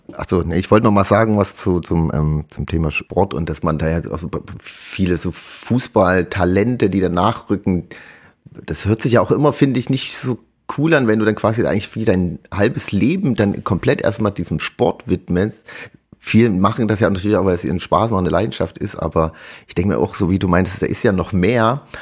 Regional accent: Chemnitz, Saxony, Germany; bei uns in Chemnitz

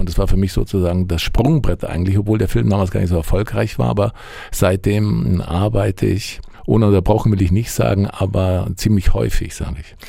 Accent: Allgäu, Bavaria, Germany; moved away; Ich komme ja aus dem Allgäu, aus, ja, aus einer Kleinstadt

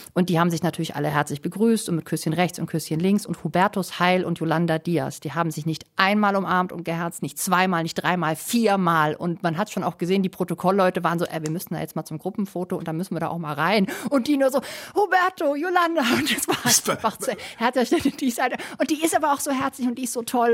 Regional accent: Germany; now in Madrid, Spain; bei uns in Deutschland

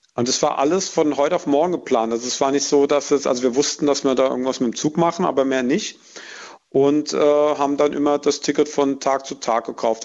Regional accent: village near Aschaffenburg, Bavaria, Germany; in mein Heimatdorf

